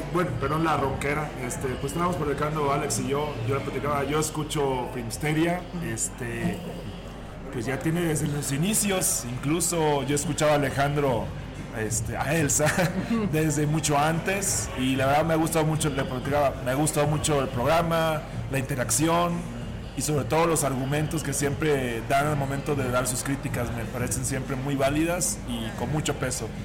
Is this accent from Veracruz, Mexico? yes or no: yes; Veracruz, Mexico; moved away as an adult; now in Mexico City, Mexico; yo también tengo aquí dos años viviendo, soy de Veracruz.